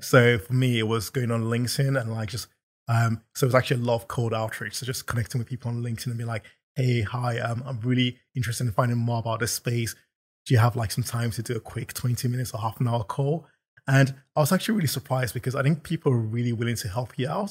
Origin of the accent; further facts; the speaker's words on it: London, United Kingdom; also born or lived in Nigeria; I'm from London, so I'm not sure how far back you wanna go, but I was born in Nigeria and moved over here when I was seven